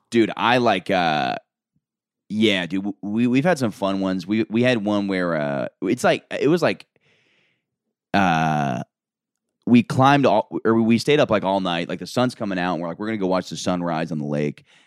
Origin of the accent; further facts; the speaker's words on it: Orlando, Florida, United States; moved away; I'm from Orlando